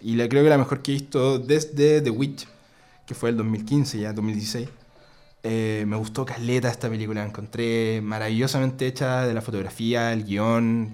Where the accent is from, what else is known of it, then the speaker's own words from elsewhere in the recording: Concepción, Biobío, Chile; nosotros somos de Conce, Chile, un país chiquitito